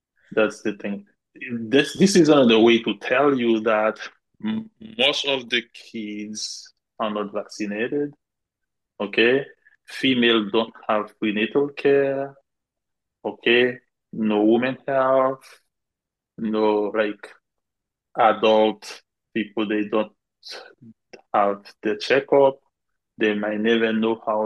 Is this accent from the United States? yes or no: no; Gonaïves, Artibonite, Haiti; moved away; I am from Gonaive.